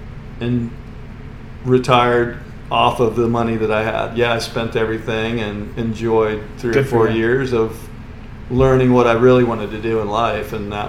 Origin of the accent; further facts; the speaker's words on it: Merritt Island, Florida, United States; I grew up in Merritt Island and basically Cocoa Beach, Merritt Island area. Okay. And, you know, been here for 55 years.